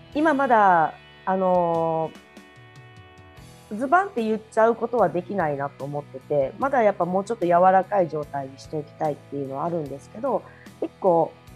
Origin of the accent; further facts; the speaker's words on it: Kagawa, Japan; 私の香川県出身なんですけど